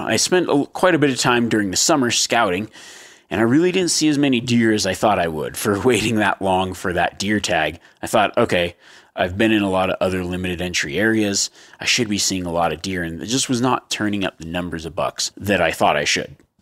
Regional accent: Nevada, United States; Growing up in the state of Nevada

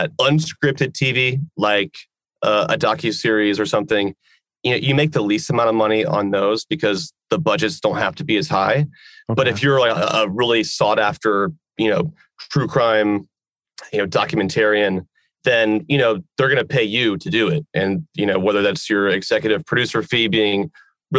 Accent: Georgia, United States; in my home state

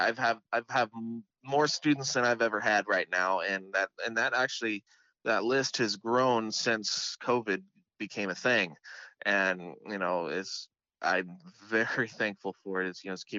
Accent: Seattle, Washington, United States; I'm coming from Seattle myself. It's quite a change, quite a culture shock a little bit, but it's just as beautiful in a different way.

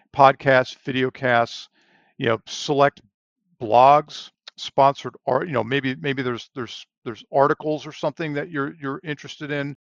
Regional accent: Long Island, New York, United States; moved away as an adult; also born or lived in Pennsylvania; now in Texas, United States; I grew up on Long Island, New York, so I'm from the Northeast originally

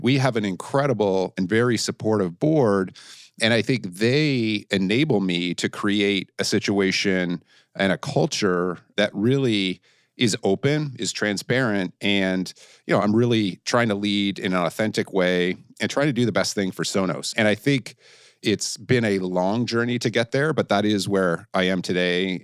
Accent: Canada; moved away; being a Canadian who had never traveled outside Canada and the United States before I went and started to open the Asia Pacific region for Blackberry

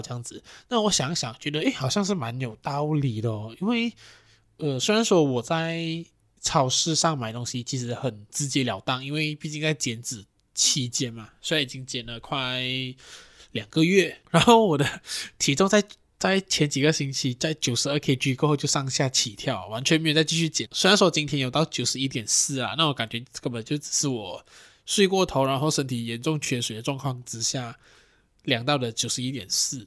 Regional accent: Johor Bahru, Johor, Malaysia; moved away; 回去J B

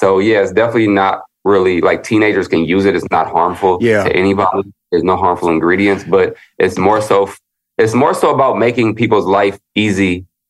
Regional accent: Chicago, Illinois, United States; born there; now in Los Angeles, United States; Like I was born in the Midwest and I was born in Chicago, moved to LA.

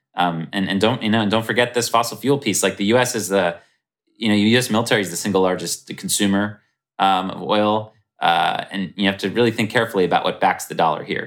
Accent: United States; speaking as American

